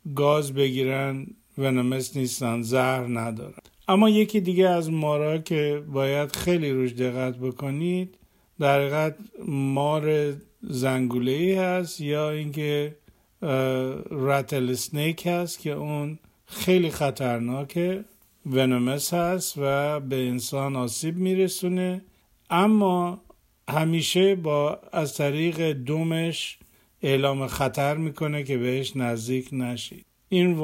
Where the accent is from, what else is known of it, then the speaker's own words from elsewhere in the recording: Iran; اگر در ایران بزرگ شدیم